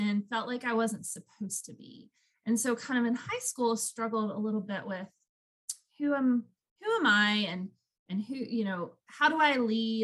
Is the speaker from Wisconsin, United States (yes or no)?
no; Woodstock, Georgia, United States; I was born and raised in a town called Woodstock, which is north of Atlanta